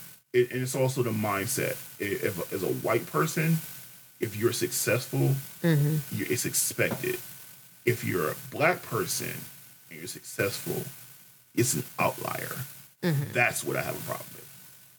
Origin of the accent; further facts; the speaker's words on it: Jamaica; I'm Jamaican, so.